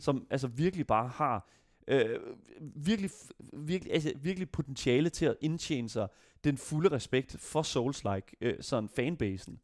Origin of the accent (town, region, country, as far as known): Denmark